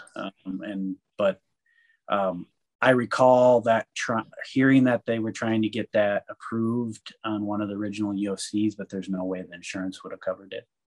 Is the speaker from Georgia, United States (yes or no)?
no; Minneapolis, Minnesota, United States; moved away as an adult; also born or lived in New York / Salt Lake City, Utah / Santa Fe, New Mexico; I was originally from Minneapolis